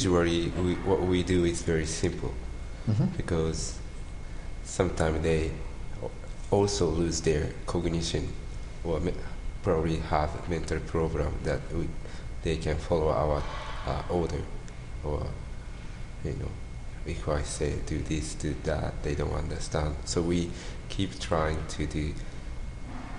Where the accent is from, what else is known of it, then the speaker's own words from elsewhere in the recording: Gifu, Japan; English is a second language; also born or lived in Salt Lake City, United States / Nagano; now in Matsumoto, Japan; I'm from Japan, Gifu Prefecture, which is next to Nagano